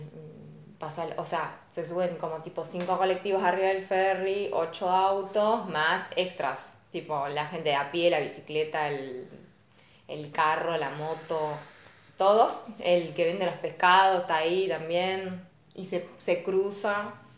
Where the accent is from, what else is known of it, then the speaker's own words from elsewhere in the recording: Argentina; sos de Argentina, sí, del país de Maradona